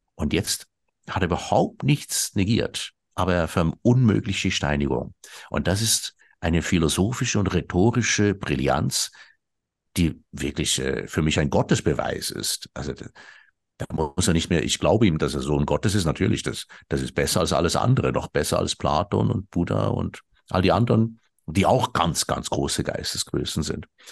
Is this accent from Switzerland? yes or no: yes; Switzerland; bei uns in der Schweiz